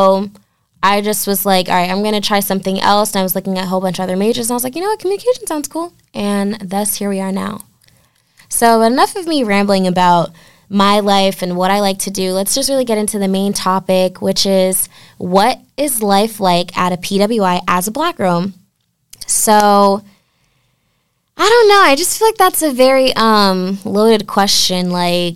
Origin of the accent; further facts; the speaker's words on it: Norwalk, Connecticut, United States; I'm from Norwalk, Connecticut.